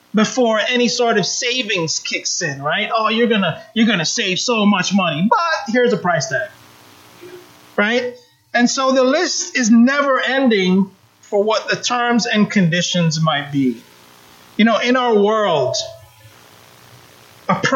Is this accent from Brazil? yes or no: no; Jamaica; moved away; also born or lived in United States; though I was born in the United States, I grew up in Jamaica. My family's from Jamaica.